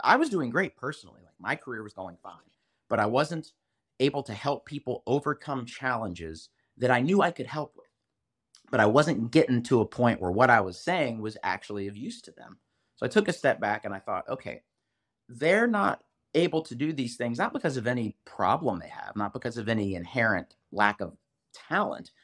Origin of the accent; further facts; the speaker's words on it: United States; as an American